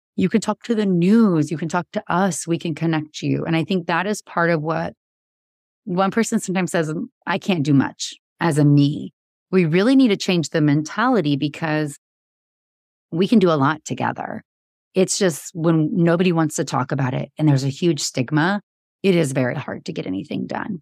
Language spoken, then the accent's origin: English; Georgia, United States; now in Texas, United States; I grew up in Georgia